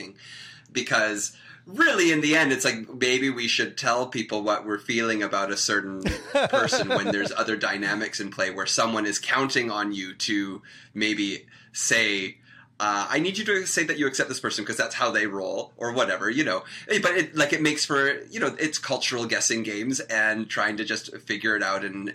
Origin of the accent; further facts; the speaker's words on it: Victoria, British Columbia, Canada; moved away; also born or lived in Toronto; I grew up in Victoria, BC